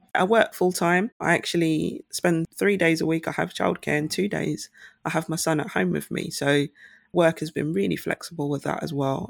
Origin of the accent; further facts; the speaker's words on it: St. Lucia; now in United Kingdom; my home country, St. Lucia